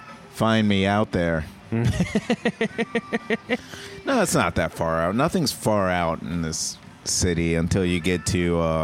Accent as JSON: {"language": "English", "town": "Parkville", "region": "Maryland", "country": "United States", "said": "I'm from Parkville."}